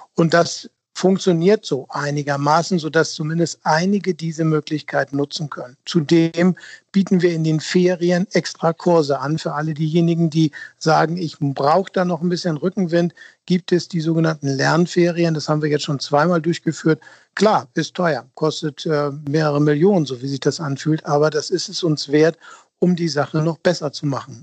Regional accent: Hamburg, Germany; als Hamburger

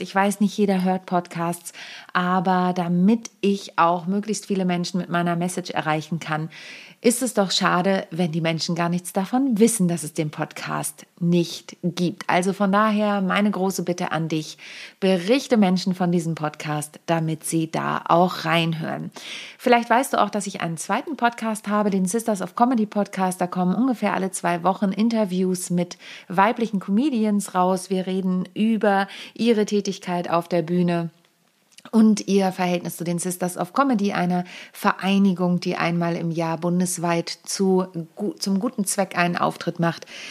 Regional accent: Lüneburg Heath, Lower Saxony, Germany; moved away; ich bin ja auf dem Dorf groß geworden, in der Lüneburger Südheide

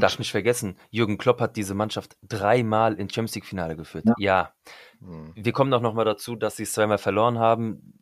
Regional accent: Frankfurt am Main, Hesse, Germany; ich bin ja Frankfurter Bub wirklich durch und durch.

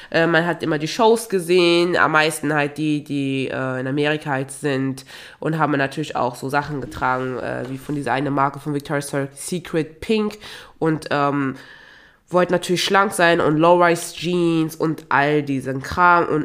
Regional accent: Togo; ich komme ja auch ursprünglich aus Togo und in Togo und auch in Nachbarländern wie in Ghana, Benin und Nigeria

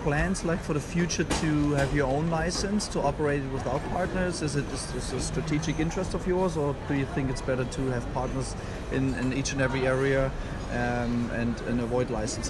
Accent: Germany; as you know, I'm from Germany, so European lawyer, German lawyer.

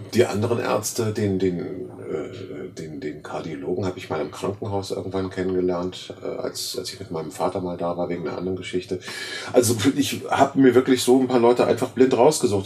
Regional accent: Germany; Wir sind als Deutsche

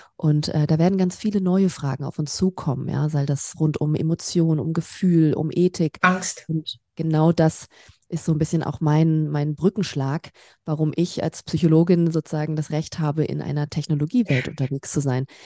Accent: Berlin, Germany; moved away as an adult; now in Stuttgart, Germany; Ich komme aus Berlin ursprünglich

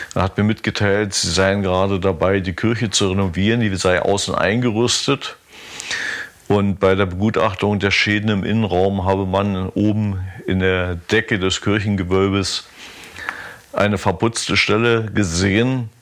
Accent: Pritzwalk, Brandenburg, Germany; bin ich da nach Pritzwald gefahren. War auch mal ganz angenehm, weil das meine Geburtsstadt ist

